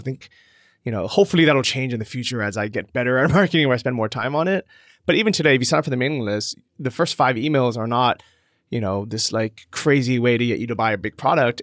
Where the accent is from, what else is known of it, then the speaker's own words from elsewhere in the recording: San Francisco, California, United States; moved away as an adult; also born or lived in Los Angeles, United States; I grew up in California and San Francisco